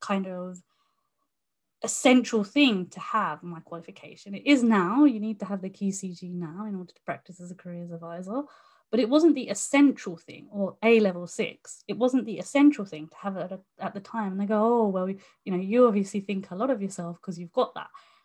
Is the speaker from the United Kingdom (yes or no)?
yes; United Kingdom; I was born in, you know, the UK